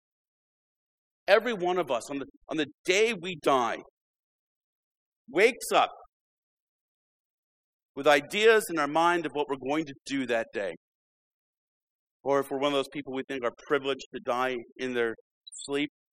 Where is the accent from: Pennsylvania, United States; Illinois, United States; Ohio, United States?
Illinois, United States; When I was growing up in Illinois